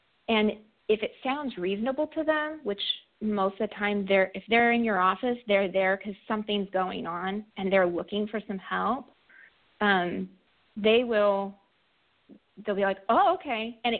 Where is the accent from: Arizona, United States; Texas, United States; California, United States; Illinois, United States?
California, United States; moved away; I'm from California, and most of my friends from back home are in fire service.